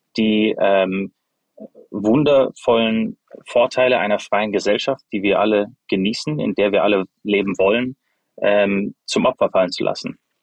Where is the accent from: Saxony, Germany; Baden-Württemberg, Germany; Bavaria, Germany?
Baden-Württemberg, Germany; Freiburg; moved away as an adult; also born or lived in United States; Ich bin in Freiburg zum größten Teil aufgewachsen habe dort auch Abitur gemacht ähm, und bin dann zum Studium in die USA